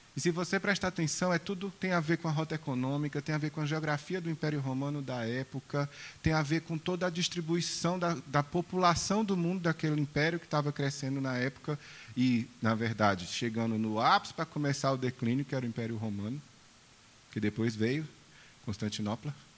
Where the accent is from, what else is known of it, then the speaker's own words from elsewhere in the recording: Brazil; eu, como brasileiro